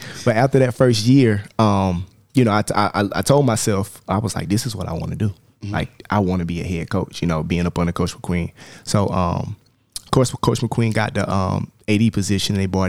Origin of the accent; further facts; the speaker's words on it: Columbia, South Carolina, United States; also born or lived in Orangeburg, South Carolina; I was born in Orangeburg, but raised in Columbia.